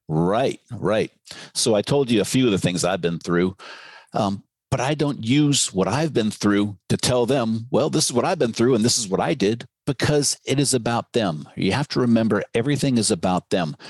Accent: Novato, California, United States; my hometown of uh, Novato, California

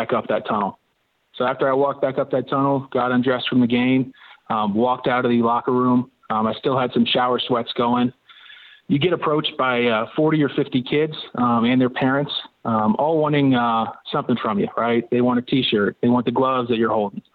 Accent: St. Petersburg, Florida, United States; I was born and raised in St. Petersburg, Florida.

